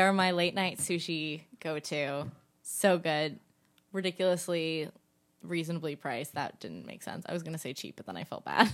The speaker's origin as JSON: {"language": "English", "area": "Cape Cod", "region": "Massachusetts", "country": "United States", "also_born_or_lived": "Staten Island, New York", "moved": "yes", "said": "I come from Cape Cod"}